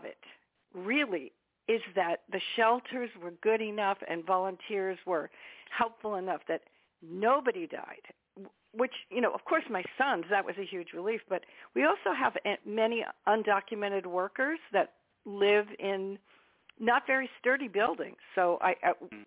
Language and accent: English; United States; being an American